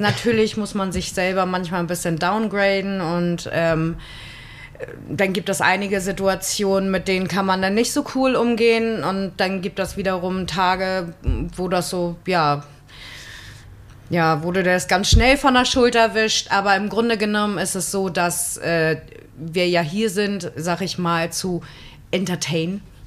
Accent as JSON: {"language": "German", "town": "Husum", "region": "Schleswig-Holstein", "country": "Germany", "tie": "born or raised there", "said": "ich bin ja nun auch in Husum aufgewachsen"}